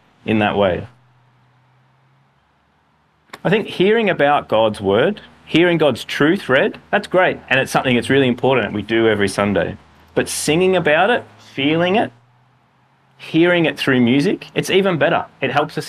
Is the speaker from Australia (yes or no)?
yes; Australia; as Australian Western guys